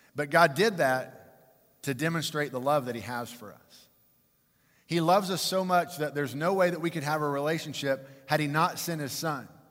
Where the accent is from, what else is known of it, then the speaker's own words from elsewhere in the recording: Fort Worth, Texas, United States; I was born and raised in Fort Worth